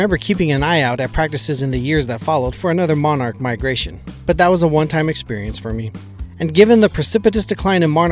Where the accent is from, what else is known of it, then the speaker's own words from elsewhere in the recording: Snake River Plain, southern Idaho, United States; the Snake River Plain in southern Idaho, which had a historical occurrence of dense stands of showy milkweed. That is exactly where I grew up